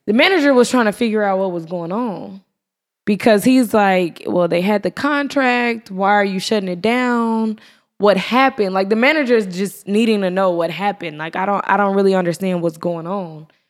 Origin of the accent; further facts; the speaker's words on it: Irving, Texas, United States; moved away; also born or lived in Atlanta; I'm from Irving